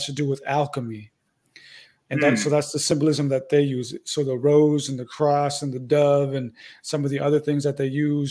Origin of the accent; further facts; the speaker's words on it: San Diego, California, United States; moved away as an adult; also born or lived in Santa Rosa, California; now in Arizona, United States; That's where I'm originally from, but I actually live in Arizona right now